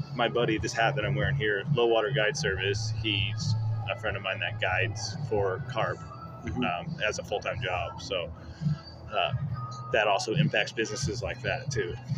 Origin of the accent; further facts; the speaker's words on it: Apache Junction, Arizona, United States; also born or lived in Queen Creek, Arizona / Mesa, Arizona; Born and raised, I lived in Apache Junction until about high school, and then moved to Queen Creek